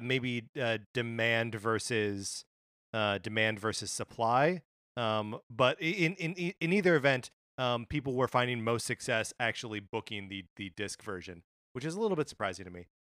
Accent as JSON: {"language": "English", "town": "Kenosha", "region": "Wisconsin", "country": "United States", "tie": "born or raised there", "moved": "yes", "said": "I'm growing up in Wisconsin"}